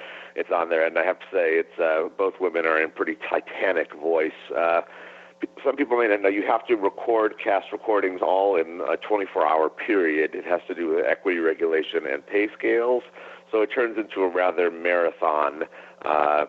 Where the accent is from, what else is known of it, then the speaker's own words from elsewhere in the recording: Cleveland, Ohio, United States; growing up in Cleveland, Ohio